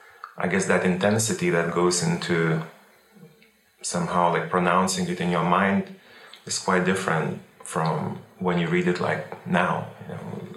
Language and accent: English; Lithuania; I was born and formed in Lithuania when it was part of the Soviet Union. I have lived through the Soviet Union's dissolution in 1989, and I have witnessed and enjoyed my country's development ever since.